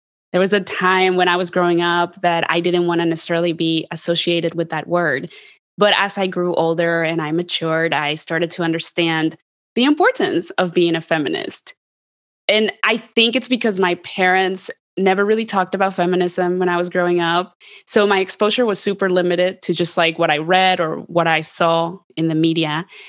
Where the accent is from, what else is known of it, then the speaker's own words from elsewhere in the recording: Columbus, Ohio, United States; Columbus, Ohio, which is where I grew up. And there was like, no one looked like me, and definitely no one sounded like me.